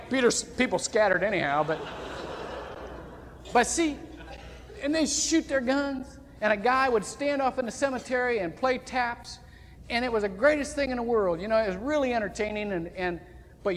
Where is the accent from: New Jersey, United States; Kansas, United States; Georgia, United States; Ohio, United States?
Ohio, United States; Shelby; now in Longwood, United States; Shelby, Ohio is a town of only about, that's my hometown, only about 8,000 to 10,000 people